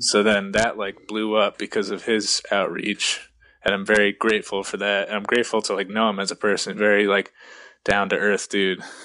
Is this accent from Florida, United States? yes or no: no; around New York City, New Jersey, United States; moved away as an adult; now in Rochester, United States; I grew up like right around New York City, for like first 20 years of my life